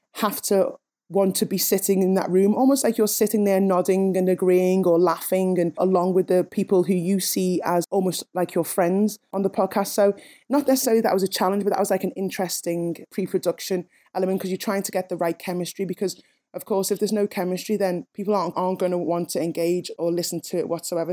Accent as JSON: {"language": "English", "town": "Liverpool", "region": "North West England", "country": "United Kingdom", "said": "I'm a Scouser, I'm a Liverpudlian first"}